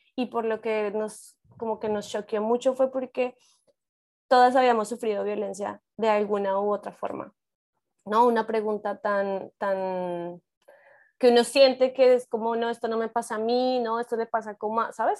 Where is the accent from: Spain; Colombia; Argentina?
Colombia; moved away as an adult; now in Mexico; igual soy colombiana, pero vivo ya en México